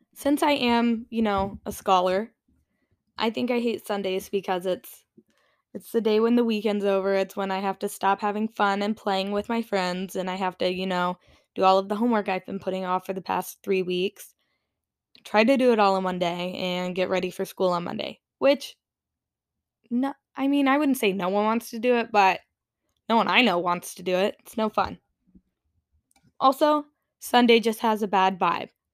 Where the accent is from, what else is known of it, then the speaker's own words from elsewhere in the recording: South Carolina, United States; I grew up in South Carolina, which is in the Bible Belt